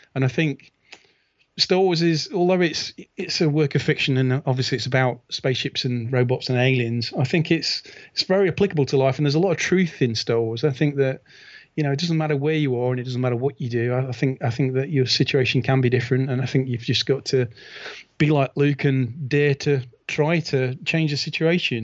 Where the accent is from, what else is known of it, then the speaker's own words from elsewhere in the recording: United Kingdom; as a, as a British fan